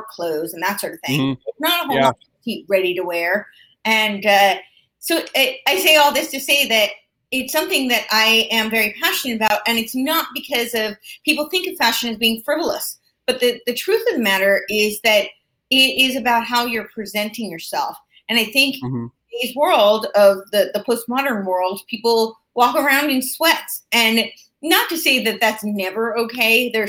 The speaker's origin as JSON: {"language": "English", "region": "New York", "country": "United States", "tie": "born or raised there", "said": "I'm from New York. I grew up right outside New York City"}